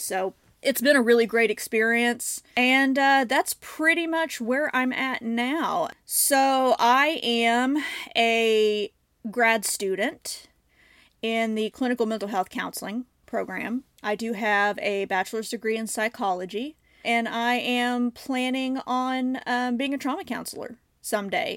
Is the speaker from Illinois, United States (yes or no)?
yes; Southern Illinois, United States; moved away as an adult; also born or lived in Saint Louis area, Missouri; now in St. Louis, United States; I grew up in Southern Illinois